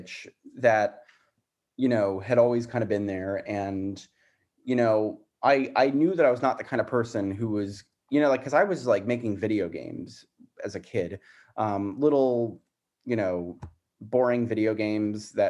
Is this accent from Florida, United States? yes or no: yes; South Florida, United States; also born or lived in Arizona; I grew up in Florida